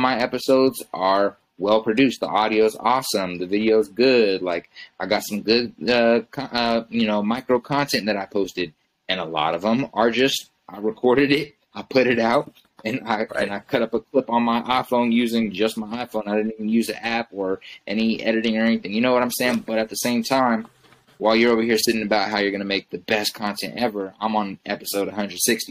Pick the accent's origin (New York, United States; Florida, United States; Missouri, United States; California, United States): Missouri, United States; Kansas City; was actually born here. So um, everyone else was born in Tanzania and then came to came to Kansas City. But you know, for me, the the interesting thing about Kansas City and the and the area I grew up